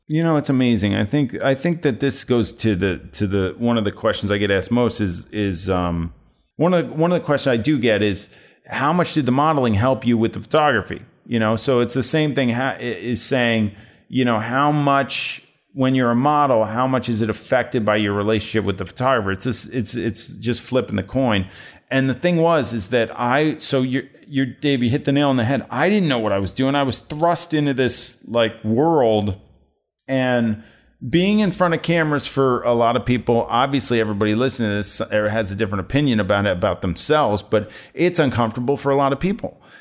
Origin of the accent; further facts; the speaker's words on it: New Jersey, United States; I grew up in New Jersey